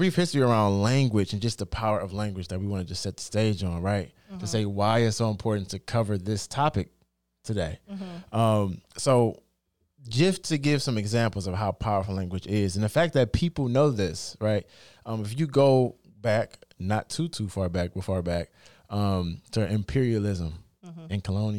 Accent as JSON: {"language": "English", "country": "United States", "accent": "African American Vernacular English"}